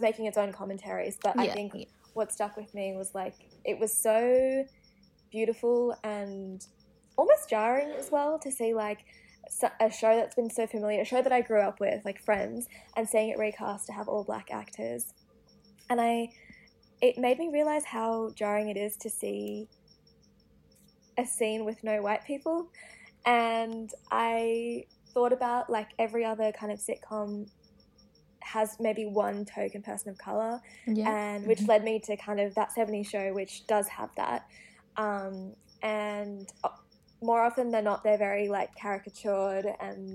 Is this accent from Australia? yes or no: yes; Sydney, New South Wales, Australia; coming from Western Sydney, I think we sound a lot different to people in other parts of Sydney or even like Australia